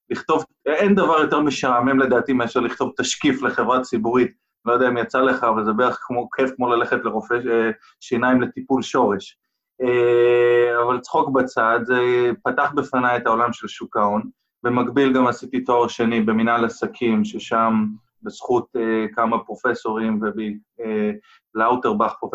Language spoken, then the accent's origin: Hebrew; United States; first language English; Hebrew is a second language; גדלתי הרבה שנים בארצות הברית בגלל העבודה של אבא שלי